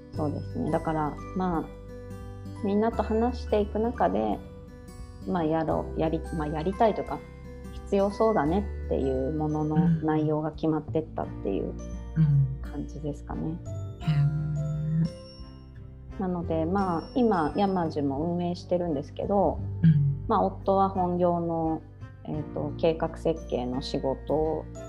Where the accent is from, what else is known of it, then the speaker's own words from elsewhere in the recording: Tokyo, Japan; moved away as an adult; also born or lived in Ishinomaki / Sendai; now in Lake Towada, Japan; 私も東京出身で夫も神奈川出身で